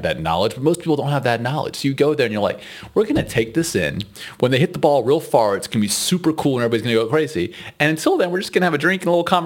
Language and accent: English; Texas, United States; moved away as an adult; now in Netherlands; we're from Texas